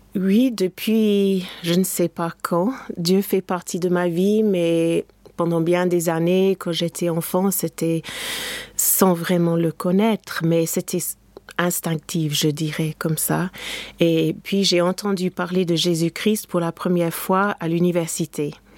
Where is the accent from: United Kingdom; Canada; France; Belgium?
United Kingdom; England; moved away; mon pays natal, l'Angleterre